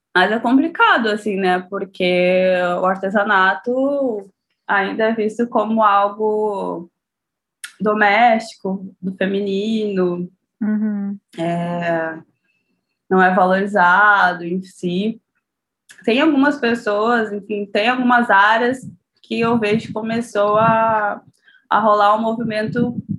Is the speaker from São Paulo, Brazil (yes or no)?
no; São Leopoldo, Rio Grande do Sul, Brazil; Eu sou de São Leopoldo, aqui na região metropolitana